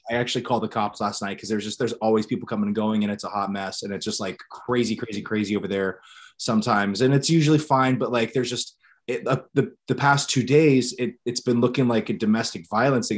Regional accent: Ohio, United States; moved away as an adult; I moved back to my hometown in Ohio

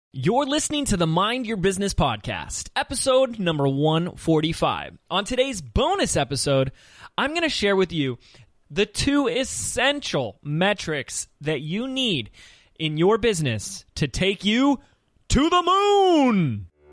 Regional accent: Laguna Beach, California, United States; my hometown of Laguna Beach, California

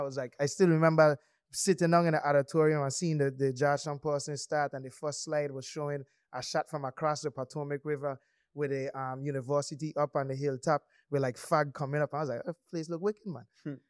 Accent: St. Croix, U.S. Virgin Islands; I went to Miami more times growing up on St. Croix than I went to St. Thomas.

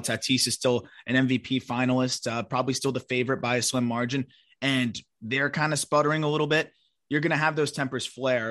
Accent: South Florida, United States; I grew up in South Florida

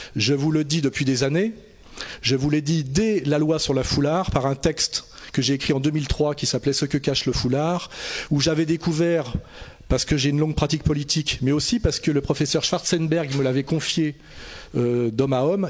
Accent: France; en tant que Français de souche, de confession catholique

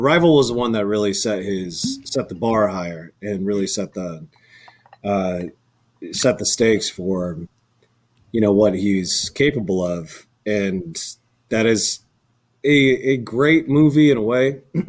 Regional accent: Bozeman, Montana, United States; I'm from Bozeman, Montana.

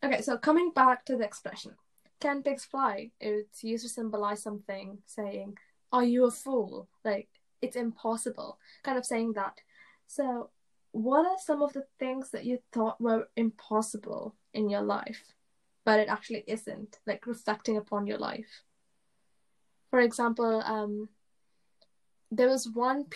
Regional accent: England, United Kingdom; English is a second language; I moved to England when I was in year one, and I didn't speak English that well

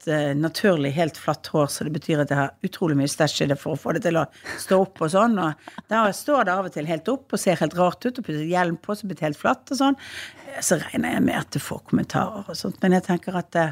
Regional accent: Western Norway, Norway; Som vestlending så er vi utover

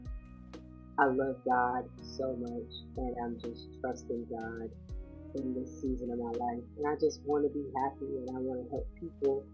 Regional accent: Sacramento, California, United States; moved away as an adult; also born or lived in San Jose, California; now in the Carolinas, United States; I'm originally from California. I was raised in Sacramento, California

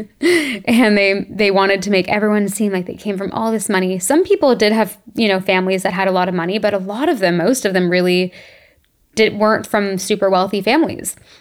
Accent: Toronto, Ontario, Canada; moved away as an adult; we grew up in Toronto

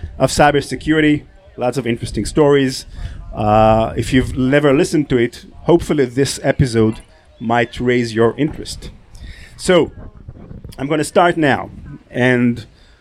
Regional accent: Israel; I'm from Israel.

